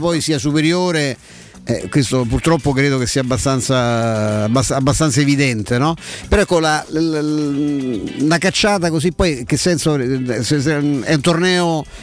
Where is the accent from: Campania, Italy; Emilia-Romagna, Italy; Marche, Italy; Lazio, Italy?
Lazio, Italy; Rome; sono cresciuto a Vigna Clara